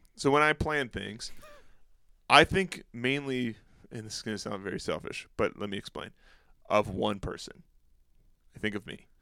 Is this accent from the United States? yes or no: yes; Escanaba, Michigan, United States; moved away; the Upper Peninsula of Michigan, which is where I grew up, I grew up in Escanaba